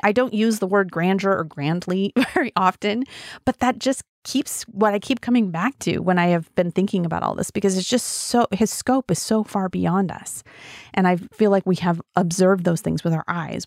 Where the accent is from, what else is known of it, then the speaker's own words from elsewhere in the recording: Wyoming, United States; also born or lived in Colorado; now in Oregon, United States; And I am from Wyoming, and I grew up mostly in Wyoming and a little bit in Colorado